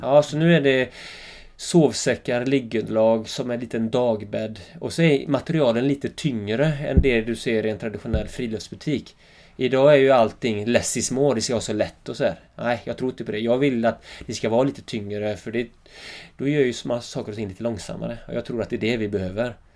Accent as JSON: {"language": "Swedish", "town": "Öckerö", "region": "Västra Götaland", "country": "Sweden", "tie": "born or raised there", "accent": "Öckerö dialect", "moved": "yes", "lives_now": "Jämtland, Sweden", "said": "Mina första tio år var ju helt fantastiska, Öckre liksom. Jag bodde med morsan och farsan och mormor och morfar bodde granne"}